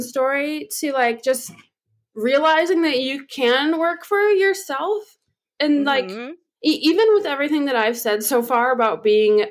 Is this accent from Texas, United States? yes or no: yes; Texas, United States; I've always lived in Texas, was born here